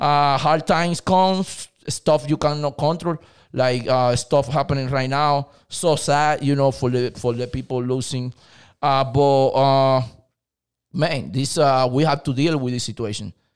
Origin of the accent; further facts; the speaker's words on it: Dominican Republic; English is a second language; moved away as an adult; now in United States; I'm from Dominican Republic. I'm, uh, come here to the state, like, uh, fifteen years ago